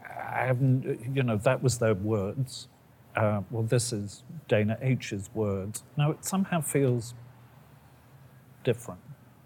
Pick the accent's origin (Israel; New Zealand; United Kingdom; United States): United Kingdom; England; moved away; I worked for a long while in England in my former existence as an English person